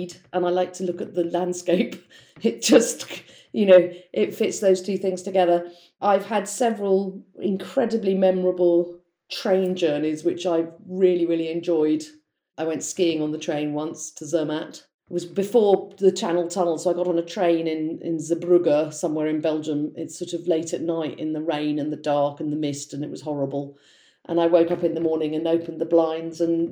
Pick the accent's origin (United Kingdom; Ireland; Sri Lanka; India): United Kingdom; London; also born or lived in Italy; So I grew up in South London in Blackheath